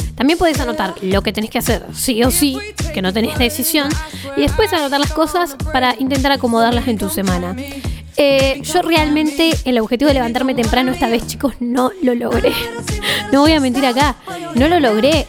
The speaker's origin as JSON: {"language": "Spanish", "town": "Bariloche", "region": "Río Negro", "country": "Argentina", "said": "si somos de Bariloche"}